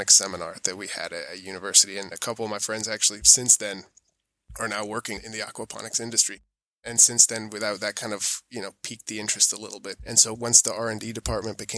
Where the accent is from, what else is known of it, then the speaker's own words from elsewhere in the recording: New York, United States; born there; my mom's American, hence the accent, and I was born in New York